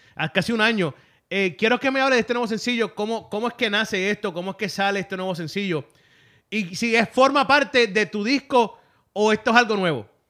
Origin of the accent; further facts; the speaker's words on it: Puerto Rico; lo estoy diciendo como puertorriqueño